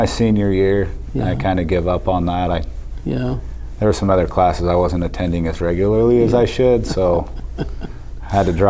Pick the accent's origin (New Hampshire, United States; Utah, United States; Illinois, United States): Utah, United States; Delta; also born or lived in Cedar City, Utah; I was born in Cedar City, Utah. I moved to Delta shortly after.